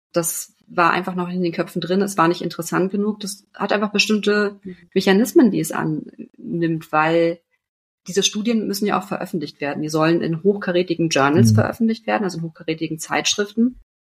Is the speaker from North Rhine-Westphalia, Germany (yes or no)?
no; Berlin, Germany; ich kam eh aus Berlin